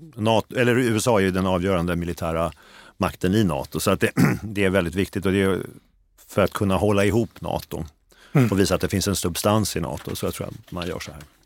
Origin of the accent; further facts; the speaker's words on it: Sweden; jag är svensk.